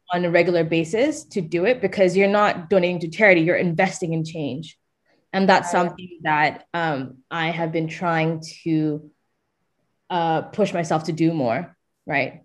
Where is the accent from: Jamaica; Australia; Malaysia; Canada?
Malaysia; moved away; growing up in Malaysia from an affluent family